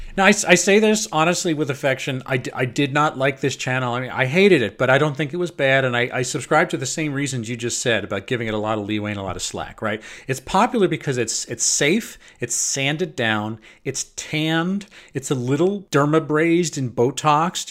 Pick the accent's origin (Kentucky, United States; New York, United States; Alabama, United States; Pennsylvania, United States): New York, United States; Long Island; the piece of shit I grew up in out on Long Island